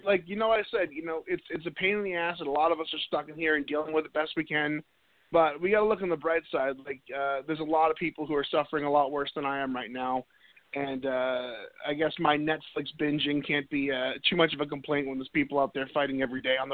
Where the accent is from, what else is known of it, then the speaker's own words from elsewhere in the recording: Needham, Massachusetts, United States; I'm originally from Needham.